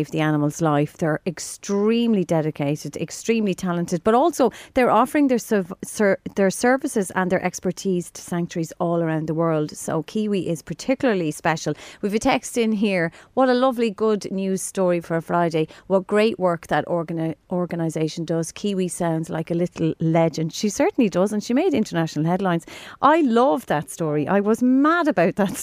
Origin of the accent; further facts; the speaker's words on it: Drogheda, Leinster, Ireland; now in Dublin, Ireland; I live in Dublin. I'm from Drogheda